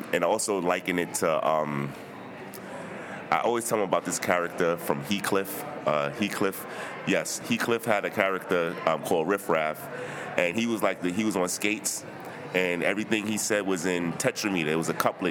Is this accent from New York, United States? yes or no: yes; New York City, New York, United States; I'm from Brooklyn